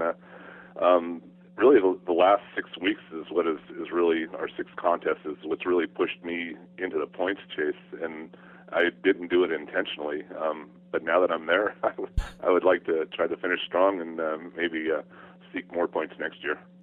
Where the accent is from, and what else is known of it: California, United States; born or raised there; also born or lived in Arizona